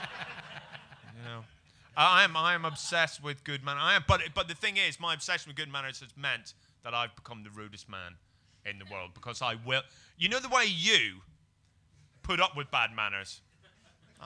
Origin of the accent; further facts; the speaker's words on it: Northern Ireland, United Kingdom; I'm from Northern Ireland, which is basically Scotland